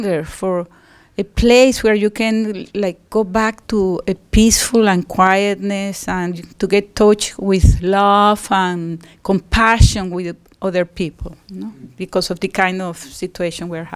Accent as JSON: {"language": "English", "country": "Venezuela"}